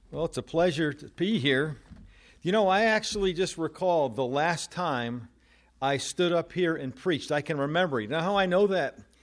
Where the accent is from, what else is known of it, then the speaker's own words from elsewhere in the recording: New Jersey, United States; moved away; I am originally from New Jersey